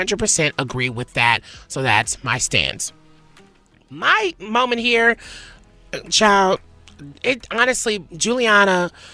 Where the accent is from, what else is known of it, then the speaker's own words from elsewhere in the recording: Nashville, Tennessee, United States; accent: country; My country accent comes out all the time, y'all. Nashville. It's Nashville